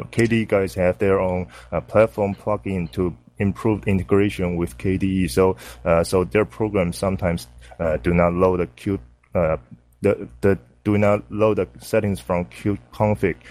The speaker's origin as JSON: {"language": "English", "country": "Taiwan", "said": "I'm from Taiwan"}